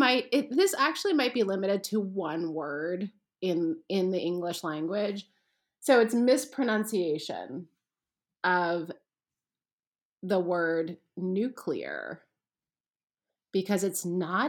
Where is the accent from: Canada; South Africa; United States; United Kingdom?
Canada; moved away; I'm from Canada and my kids are constantly making fun of the way I say things like crayons